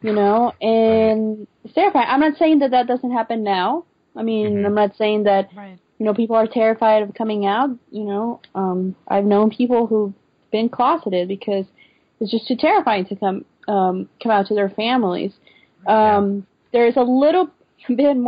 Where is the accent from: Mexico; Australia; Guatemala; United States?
Mexico; I was raised in Mexico